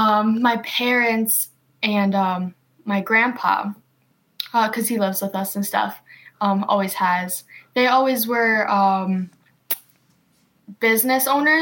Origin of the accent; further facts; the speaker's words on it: Wisconsin, United States; also born or lived in Macedonia / Ripon, Wisconsin / Lodi, Wisconsin; family did come from there, and they were, like, first generation kind of coming to America. And we landed in Wisconsin, specifically in Ripon, which is about like an hour or so away by Oshkosh.